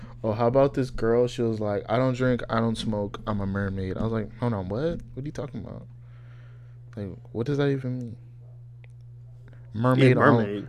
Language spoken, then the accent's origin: English; Nigeria; moved away; Well, I'm from Nigeria, and then I moved here, and then I went back to Nigeria, and I've been here